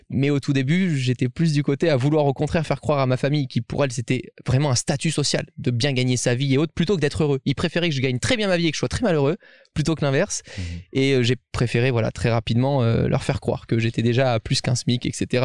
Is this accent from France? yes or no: no; Monaco; les gens forcément savent que je viens de Monaco.